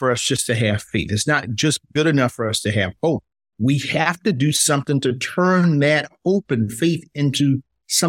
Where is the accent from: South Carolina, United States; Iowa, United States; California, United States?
South Carolina, United States; as an African-American growing up in South Carolina